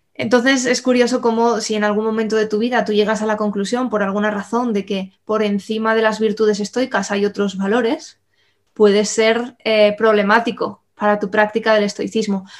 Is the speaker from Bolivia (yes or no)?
no; Spain; nosotros que tenemos una herencia cristiana eh, y católica como españoles